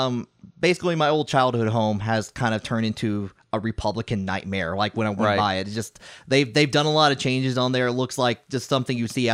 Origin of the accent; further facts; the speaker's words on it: Tennessee, United States; I know. It's like, and first of all, I'm from Tennessee. I don't like apparently I sound Yankee.